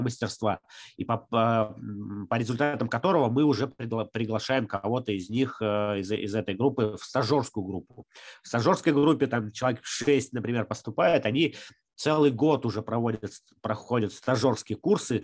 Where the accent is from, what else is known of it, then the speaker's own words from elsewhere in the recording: Sharkan, Udmurtia, Russia; now in Izhevsk, Russia; я, например, родился в Шаркане, это де- деревня недалеко от Ижевска